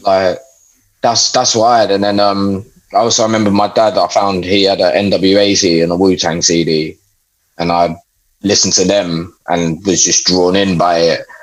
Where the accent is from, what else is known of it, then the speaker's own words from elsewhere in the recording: London, United Kingdom; I grew up in London